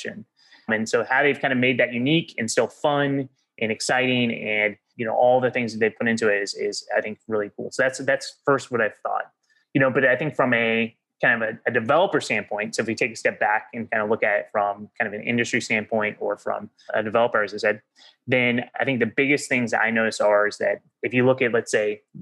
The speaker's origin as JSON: {"language": "English", "region": "Oklahoma", "country": "United States", "tie": "born or raised there", "also_born_or_lived": "Mountain View, California", "moved": "as an adult", "said": "I grew up in Oklahoma, went to school at Oklahoma State"}